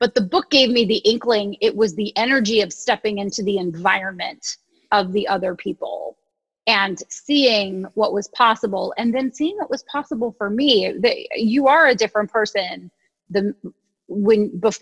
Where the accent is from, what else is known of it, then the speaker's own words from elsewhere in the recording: Ohio, United States; moved away as an adult; also born or lived in New York City; And I was from Ohio, where people said good morning when they answered the phone.